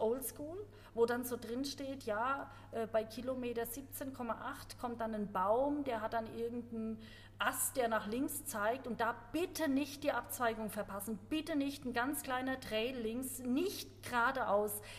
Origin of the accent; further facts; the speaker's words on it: Germany; bei uns in Deutschland